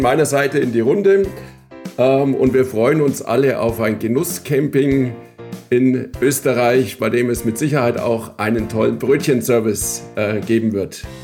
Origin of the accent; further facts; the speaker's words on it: Bavaria, Germany; Ich als äh, Franke